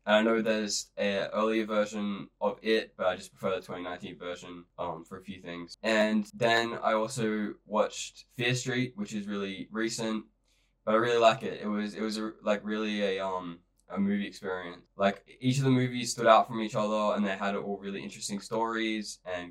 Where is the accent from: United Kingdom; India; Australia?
Australia; I'm from Australia